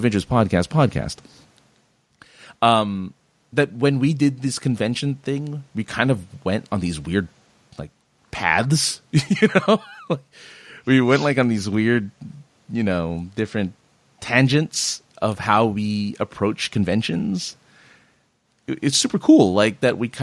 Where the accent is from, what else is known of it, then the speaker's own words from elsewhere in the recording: Southern California, United States; I'm from Southern California